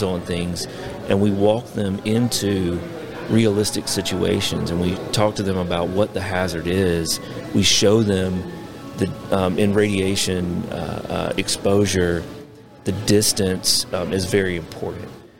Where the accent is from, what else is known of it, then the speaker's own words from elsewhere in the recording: South Carolina, United States; moved away as an adult; now in Oak Ridge, United States; I grew up in South Carolina